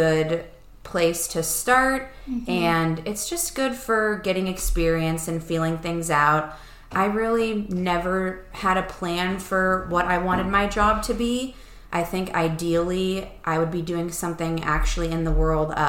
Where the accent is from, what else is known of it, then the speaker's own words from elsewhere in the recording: Erie, Pennsylvania, United States; Erie is where we all grew up. That's where I still am